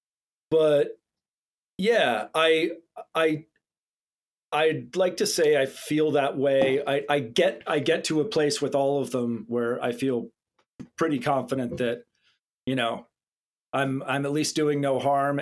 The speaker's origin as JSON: {"language": "English", "region": "Southern California", "country": "United States", "tie": "born or raised there", "said": "I grew up here in... my family moved out here when I was like 11 years old. So pretty much grew up out here"}